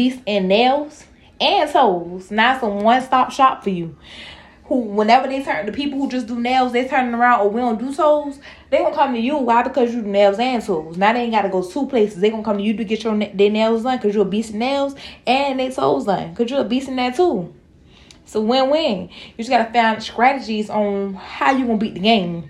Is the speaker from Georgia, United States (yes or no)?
yes; Savannah, Georgia, United States; I'm from Savannah, and my freshman year of school, we was required to wear uniforms